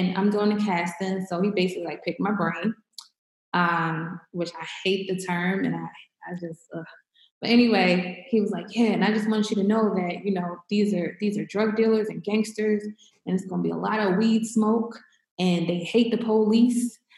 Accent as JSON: {"language": "English", "town": "Baltimore", "region": "Maryland", "country": "United States", "tie": "born or raised there", "said": "I'm from Baltimore City, born and raised"}